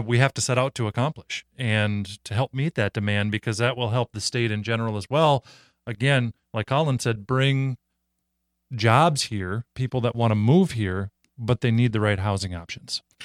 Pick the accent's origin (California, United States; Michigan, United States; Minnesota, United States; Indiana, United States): Minnesota, United States; I grew up in Minnesota. I live in Minnesota